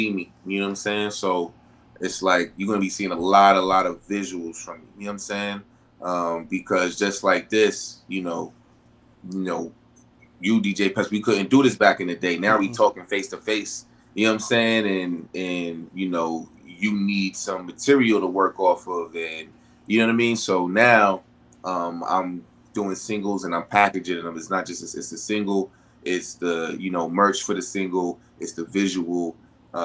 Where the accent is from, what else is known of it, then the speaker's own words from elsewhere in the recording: New York City, New York, United States; I'm from Brooklyn